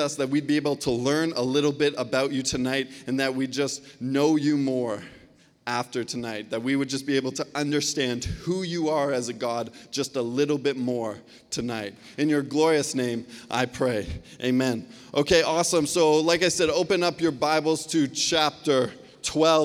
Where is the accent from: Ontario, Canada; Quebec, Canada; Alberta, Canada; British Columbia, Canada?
British Columbia, Canada; Surrey; I grew up right here in Cloverdale. I went to Lord Tweedsmuir High School